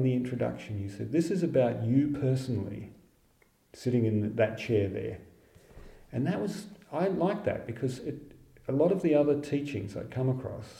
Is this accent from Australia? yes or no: yes; Fremantle, Western Australia, Australia; my hometown of Fremantle